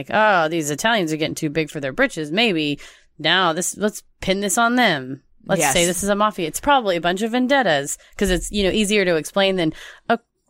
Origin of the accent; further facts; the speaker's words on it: New Orleans, Louisiana, United States; accent: New Orleans; Like my New Orleans accent?